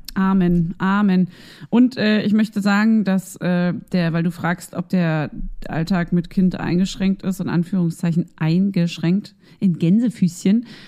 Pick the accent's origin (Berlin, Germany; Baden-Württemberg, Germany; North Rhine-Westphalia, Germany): Berlin, Germany; Ich bin ja auch ein Berliner und ich darf das sagen, weil ich komme hierher